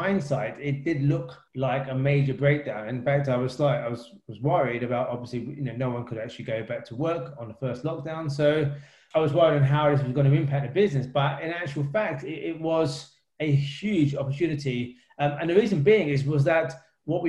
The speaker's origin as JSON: {"language": "English", "region": "London", "country": "United Kingdom", "tie": "born or raised there", "said": "I grew up in East London with my three siblings"}